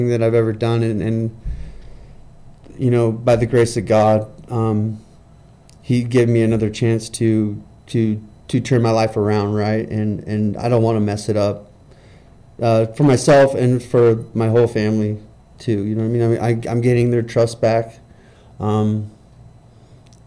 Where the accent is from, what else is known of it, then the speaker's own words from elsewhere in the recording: California, United States; now in Utah, United States; I'm from California. I'm not from Utah